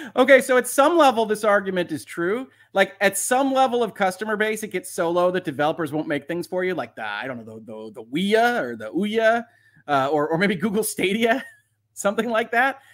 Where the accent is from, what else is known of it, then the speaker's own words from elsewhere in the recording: United States; That would be my hometown, the United States.